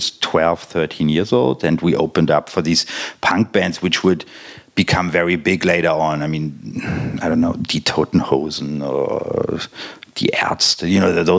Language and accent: English; Berlin, Germany; I grew up in West Berlin.